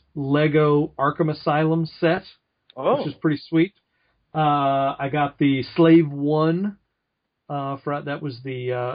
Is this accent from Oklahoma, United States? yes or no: yes; Tulsa, Oklahoma, United States; moved away; Back in my hometown of Tulsa, Oklahoma.